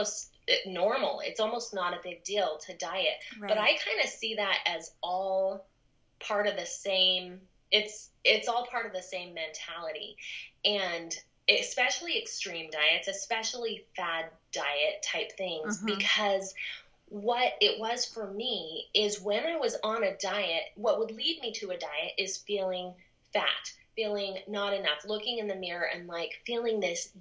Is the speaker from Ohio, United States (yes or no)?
no; Southern California, United States; moved away as an adult; also born or lived in Rexburg, Idaho; I grew up in Southern California